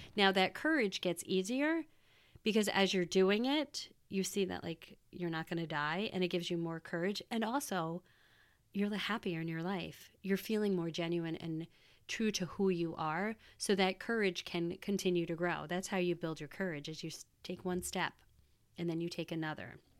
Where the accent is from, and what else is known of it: United States; born or raised there; moved away as an adult; also born or lived in Wisconsin